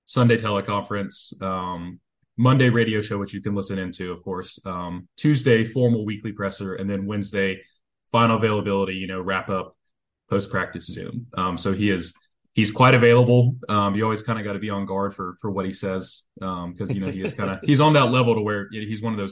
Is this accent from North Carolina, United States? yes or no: yes; Denver, North Carolina, United States; also born or lived in Chapel Hill, North Carolina; I am a North Carolina guy, born and bred. I grew up near Charlotte in Denver, North Carolina, which is not the Colorado one